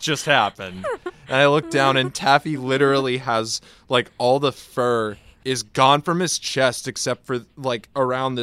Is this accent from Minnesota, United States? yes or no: no; Southern New Hampshire, United States; I grew up in Southern New Hampshire